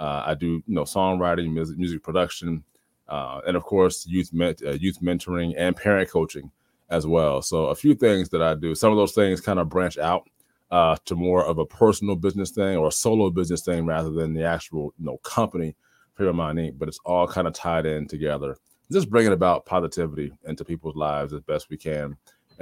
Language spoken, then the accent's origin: English; Trenton, New Jersey, United States; moved away as an adult; born and raised in Trenton, New Jersey